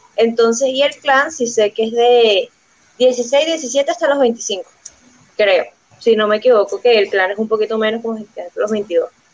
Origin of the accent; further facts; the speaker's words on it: Venezuela; now in Bogotá, Colombia; Pues soy de Venezuela, pero ahorita resido en Colombia